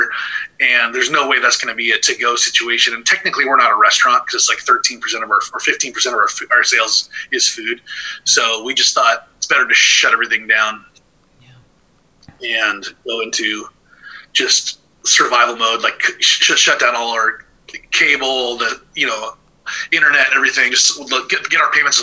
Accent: Thousand Oaks, California, United States; also born or lived in Oregon; I grew up in Thousand Oaks, Newbury Park, just south of Ventura

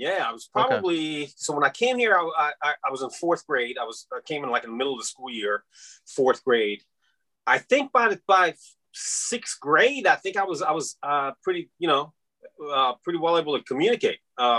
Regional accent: Virginia, United States; And I don't remember when I made that switch to I'm Iranian American. But I really never really felt out of place per se, with the exception of those couple of incidents, where kids would pick on you. And I guess a part of that was the diversity of Northern Virginia

